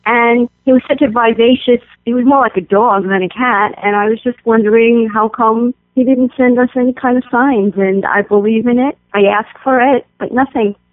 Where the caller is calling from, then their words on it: New York City, New York, United States; I'm calling from Bayside, New York